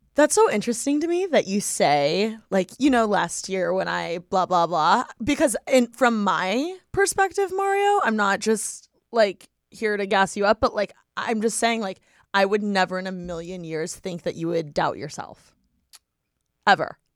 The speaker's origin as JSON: {"language": "English", "town": "Bloomington", "region": "Indiana", "country": "United States", "tie": "born or raised there", "moved": "yes", "said": "I was born and raised in Bloomington, Indiana"}